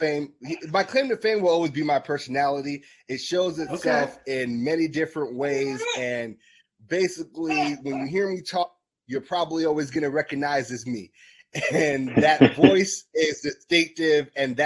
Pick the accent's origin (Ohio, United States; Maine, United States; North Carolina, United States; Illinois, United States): Illinois, United States; Chicago; I'm born and raised in Chicago.